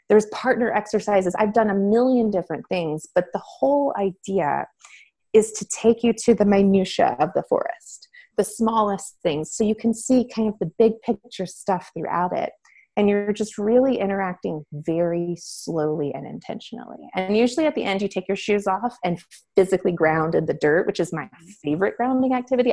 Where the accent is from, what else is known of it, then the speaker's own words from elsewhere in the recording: Florida, United States; moved away as an adult; I grew up in Florida on the beach